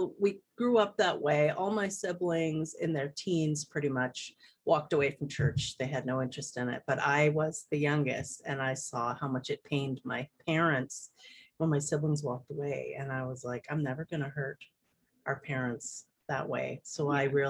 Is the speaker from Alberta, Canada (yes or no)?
no; Okanagan Valley, British Columbia, Canada; I live in British Columbia, and I was born and raised here in the Okanagan Valley.